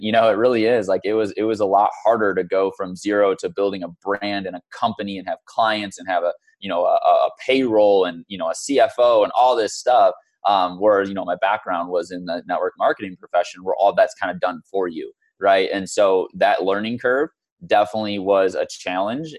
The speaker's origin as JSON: {"language": "English", "region": "Michigan", "country": "United States", "tie": "born or raised there", "also_born_or_lived": "St. Louis, Missouri", "moved": "as an adult", "lives_now": "Scottsdale, United States", "said": "was brought to Michigan when I was in second grade with my family. Um, grew up in Michigan pretty much my entire life until just over a year ago when I moved out here to Scottsdale."}